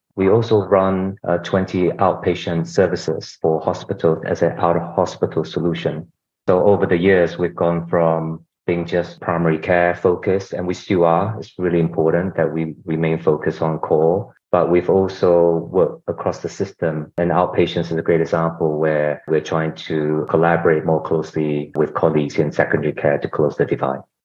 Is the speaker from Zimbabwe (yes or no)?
no; Australia; also born or lived in Singapore / Hong Kong / South Korea / United States; now in London, United Kingdom; I'm originally from Singapore, grew up in Australia